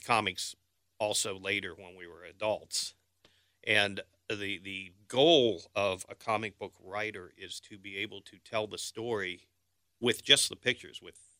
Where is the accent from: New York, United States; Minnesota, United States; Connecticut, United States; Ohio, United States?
Ohio, United States; Cincinnati; also born or lived in Kentucky / Florida; I was born and raised here in Cincinnati, and you know, with a couple of detours to a couple of different places, a couple of different states.